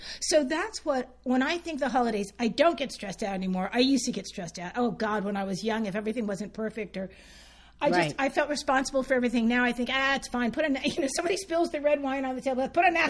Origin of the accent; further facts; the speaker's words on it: Santa Fe, United States; I grew up in Santa Fe, a little tiny town